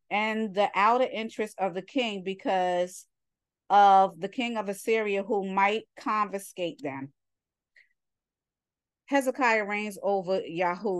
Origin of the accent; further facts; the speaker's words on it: New York, United States; I'm from New York, but I'm a New Yorker.